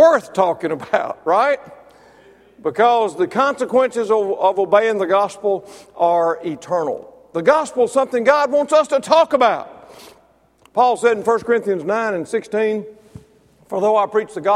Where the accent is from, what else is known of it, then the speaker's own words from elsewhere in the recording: Mississippi, United States; now in Alabama, United States; I'm from Mississippi